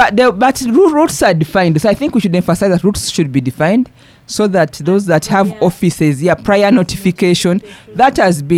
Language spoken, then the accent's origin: English; Eastern Region, Uganda; because I'm from Bugisu.